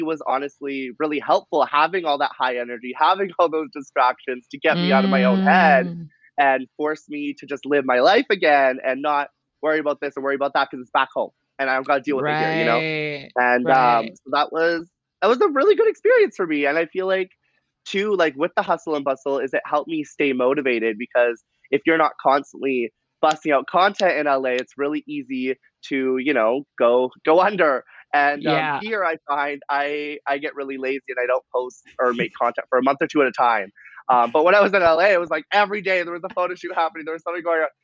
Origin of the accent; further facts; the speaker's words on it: Nanaimo, British Columbia, Canada; also born or lived in Lytton, British Columbia / Los Angeles, United States; I was born on Vancouver Island in Nanaimo, and then I grew up between there and my reserve in Lytton